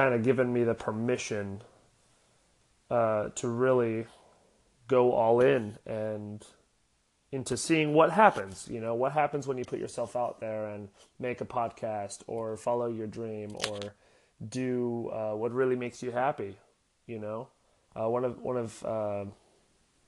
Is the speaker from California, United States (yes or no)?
yes; Oceanside, California, United States; also born or lived in Los Angeles, California; I was born in Los Angeles, and me and my family moved to Oceanside when I was 7. I grew up playing every sport known to man